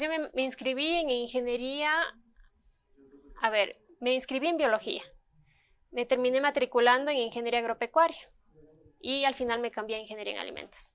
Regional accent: Ecuador; yo no soy la única ecuatoriana que recibió ese premio

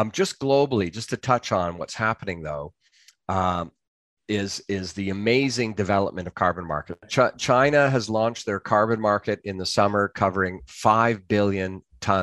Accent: Canada; now in London, United Kingdom; I'm a Canadian

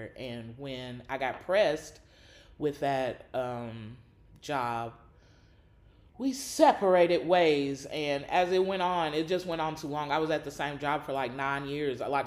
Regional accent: Nashville, Tennessee, United States; moved away as an adult; now in Louisville, United States; I am from Nashville, Tennessee

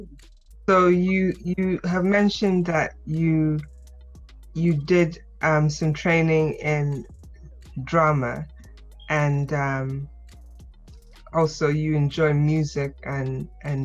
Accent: Accra, Greater Accra, Ghana; moved away; also born or lived in Calabar, Nigeria / Mombasa, Kenya / Addis Ababa, Ethiopia; I'm from Ghana originally

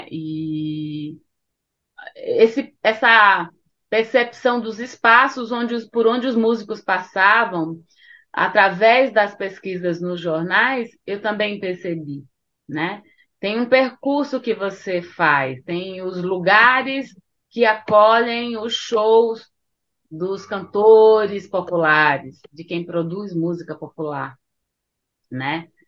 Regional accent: Northeast Region, Brazil; Porque eu sou nordestina e na minha casa músicas brasileiras sempre fizeram parte, principalmente músicas nordestinas.

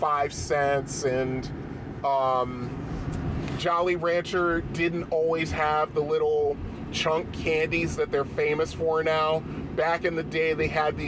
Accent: Bridgeport, Connecticut, United States; arcades and stuff that I grew up with in Bridgeport

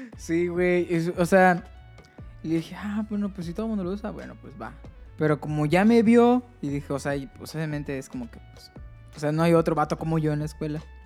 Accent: Mérida, Yucatán, Mexico; moved away as an adult; yo soy de Mérida y tuve que venir aquí

